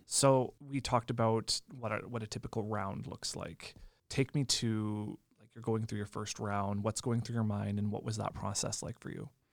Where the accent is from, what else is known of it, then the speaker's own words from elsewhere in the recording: Lemberg, Saskatchewan, Canada; Lemberg, which also happens to be my hometown